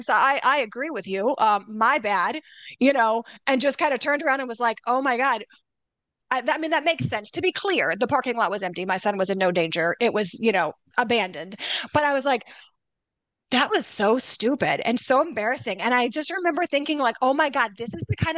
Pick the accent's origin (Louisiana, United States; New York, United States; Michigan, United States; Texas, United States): Louisiana, United States; now in Chicago, United States; I'm from Louisiana.